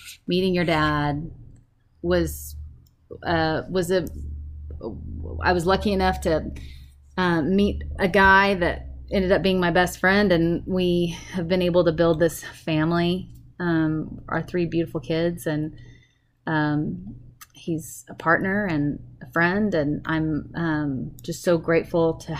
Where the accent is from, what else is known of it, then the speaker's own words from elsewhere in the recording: Lubbock, Texas, United States; moved away as an adult; also born or lived in Austin, Texas; growing up in Lubbock, Texas